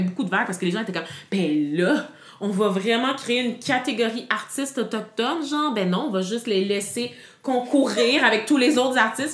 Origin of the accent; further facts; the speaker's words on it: Quebec, Canada; je suis fière d'être une Québécoise d'origine haïtienne